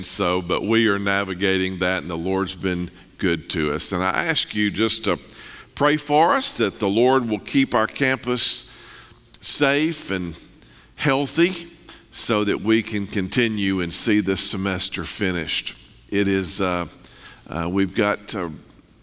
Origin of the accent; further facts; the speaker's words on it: North Mississippi, United States; moved away as an adult; now in East Tennessee, United States; I'm born and raised in North Mississippi